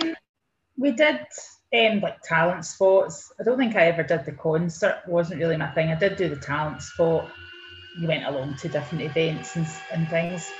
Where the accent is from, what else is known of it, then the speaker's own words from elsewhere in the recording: Ayrshire, Scotland, United Kingdom; I'm originally from Ayrshire, born and brought up on a beef and sheep farm